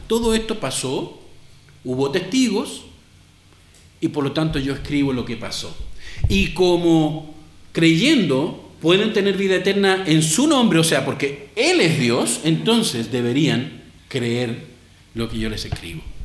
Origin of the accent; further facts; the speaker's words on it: Chile; moved away; aquí en nuestro país